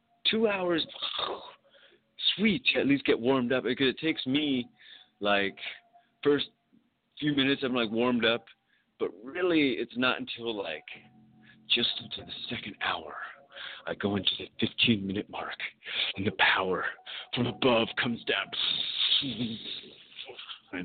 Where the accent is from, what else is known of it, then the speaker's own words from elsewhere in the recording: California, United States; I'm from California